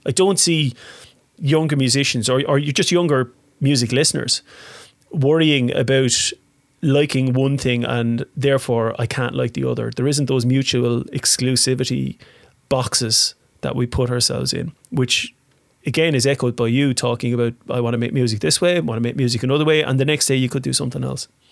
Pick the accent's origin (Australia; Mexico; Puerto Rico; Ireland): Ireland; Waterford, Munster; I'm from Waterford.